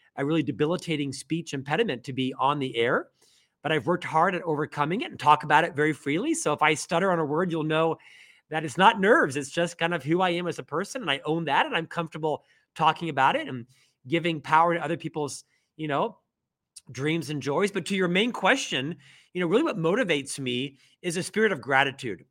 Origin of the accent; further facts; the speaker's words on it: Orlando, Florida, United States; moved away as an adult; also born or lived in Provo, Utah; now in Salt Lake City, United States; I'm actually from Orlando, Florida, originally born and raised in Central Florida, lived there for my first twenty-six years